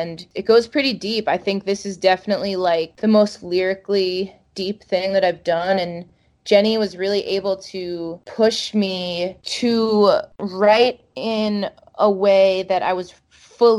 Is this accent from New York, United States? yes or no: yes; Long Island, New York, United States; my growing up on Long Island